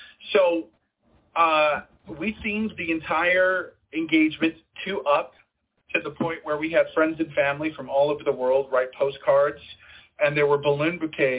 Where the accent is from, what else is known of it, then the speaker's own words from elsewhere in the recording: Las Vegas, Nevada, United States; Las Vegas, which is my hometown. I'm from Vegas.